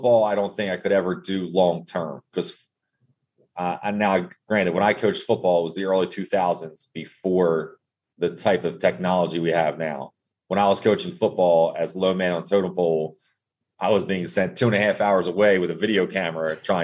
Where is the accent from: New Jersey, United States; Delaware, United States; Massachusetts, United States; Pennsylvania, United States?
Delaware, United States; Wilmington; moved away as an adult; also born or lived in Eastern Shore of Maryland; I grew up in Wilmington, Delaware